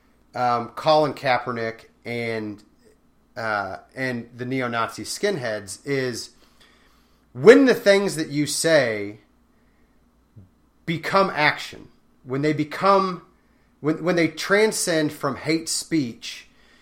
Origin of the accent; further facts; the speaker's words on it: Raytown, Missouri, United States; I'm from Raytown